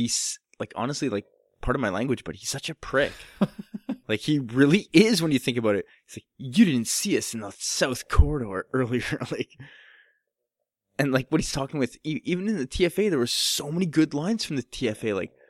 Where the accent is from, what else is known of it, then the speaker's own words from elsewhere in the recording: Canada; It was an accent thing. I'm Canadian.